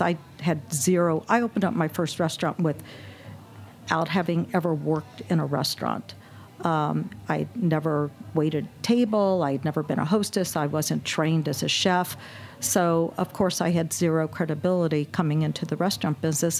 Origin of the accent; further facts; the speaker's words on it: Indianapolis, Indiana, United States; also born or lived in Brooklyn, New York / Texas; I grew up in Indianapolis and went attended college in Indiana